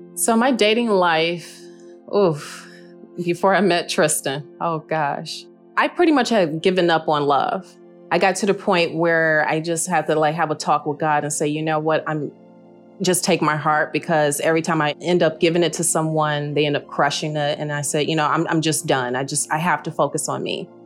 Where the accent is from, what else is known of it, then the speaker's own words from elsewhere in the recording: Detroit, Michigan, United States; I am originally from Detroit, Michigan